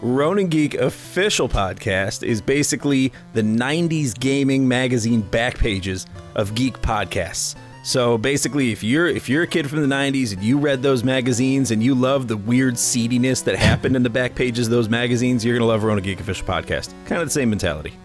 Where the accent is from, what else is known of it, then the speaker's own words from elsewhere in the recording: United States; moved away; my my my home country and my adopted country